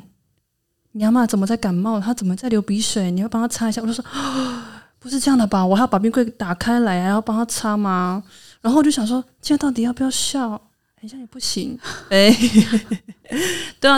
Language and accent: Chinese; Hualien County, Taiwan; accent: Truku tribal accent; 我是来自花莲的泰鲁格族，目前在教育现场工作